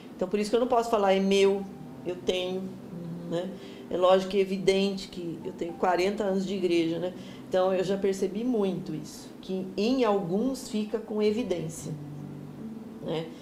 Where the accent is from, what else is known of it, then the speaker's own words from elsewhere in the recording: Jundiaí, São Paulo, Brazil; also born or lived in Americana; sou de Jundiaí